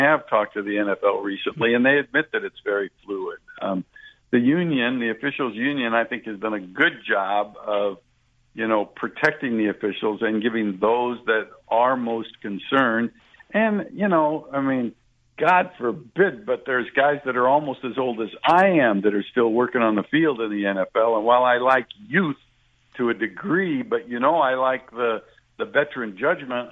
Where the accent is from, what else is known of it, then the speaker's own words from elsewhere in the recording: West Coast, United States; I grew up on the West Coast